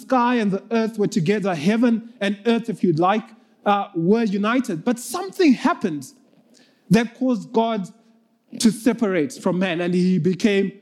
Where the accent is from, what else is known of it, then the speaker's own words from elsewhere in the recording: Zimbabwe; moved away as an adult; now in Kenya; I'm from Zimbabwe. I recently moved to Kenya. I've been here for about a year.